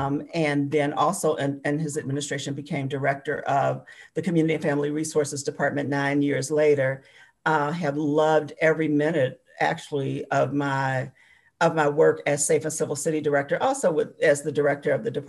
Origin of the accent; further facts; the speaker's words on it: Chicago, Illinois, United States; moved away as an adult; also born or lived in Arkansas; now in Bloomington, United States; I am originally from Chicago. Well, I was raised in Chicago. I was born in Arkansas, but I was pretty much raised in Chicago. And I came to Bloomington a little over 20 years ago, probably about 22 years ago, as a trailing spouse.